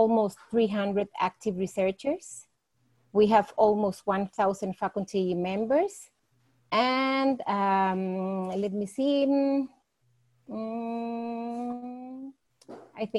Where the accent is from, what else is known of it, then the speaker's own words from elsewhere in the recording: Costa Rica; I am from Costa Rica